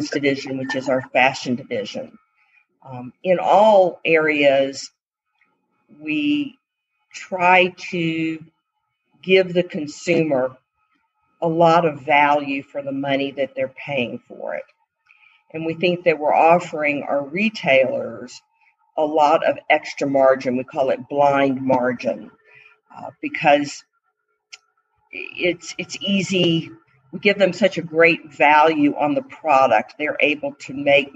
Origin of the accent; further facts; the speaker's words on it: Atlanta, Georgia, United States; I was from Atlanta